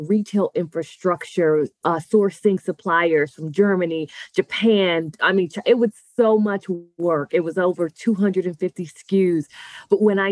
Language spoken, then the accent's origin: English; Nassau, New Providence, Bahamas; now in Tampa, United States; I'm actually originally from Nassau, Bahamas